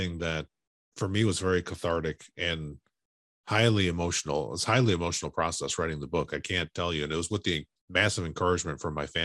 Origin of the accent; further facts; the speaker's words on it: Chicago, Illinois, United States; now in West Coast, United States; I grew up in Chicago, but been living here on the West Coast for such a long time